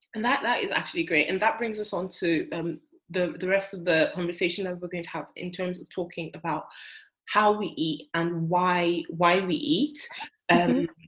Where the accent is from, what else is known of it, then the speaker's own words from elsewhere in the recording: Nigeria; I'm Nigerian